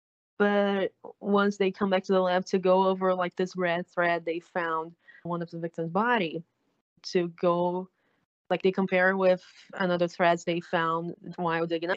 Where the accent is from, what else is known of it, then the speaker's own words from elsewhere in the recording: Brazil; I'm from South America, but my country speaks Portuguese. We don't speak Spanish here.